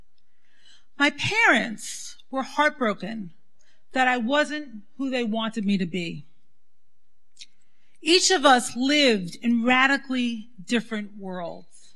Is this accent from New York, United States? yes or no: yes; New York City, New York, United States; I grew up in the Syrian Jewish community in Brooklyn